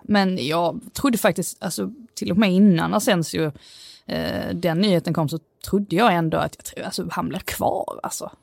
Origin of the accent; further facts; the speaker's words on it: Skåne, Sweden; accent: Scanian; min skånska stämma